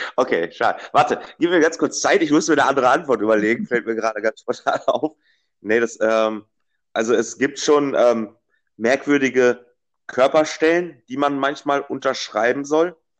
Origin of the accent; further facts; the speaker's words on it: Dortmund, North Rhine-Westphalia, Germany; ich äh, bin gebürtiger Dortmunder